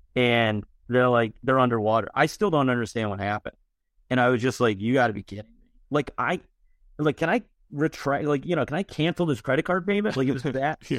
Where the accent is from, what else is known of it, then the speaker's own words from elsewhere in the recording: Buffalo, New York, United States; I'm from Buffalo.